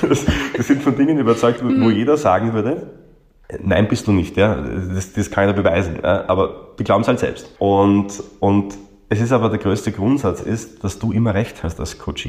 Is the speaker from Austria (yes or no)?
yes; Austria; bei uns in Österreich